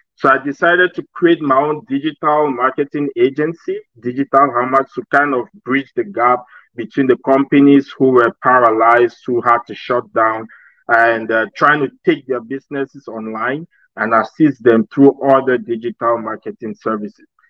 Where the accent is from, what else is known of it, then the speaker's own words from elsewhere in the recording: Cameroon; moved away as an adult; my home country. I'm actually from Cameroon.